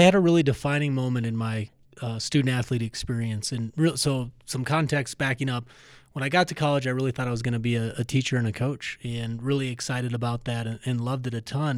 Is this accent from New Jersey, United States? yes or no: no; Minnesota, United States; now in Colorado, United States; I grew up in Minnesota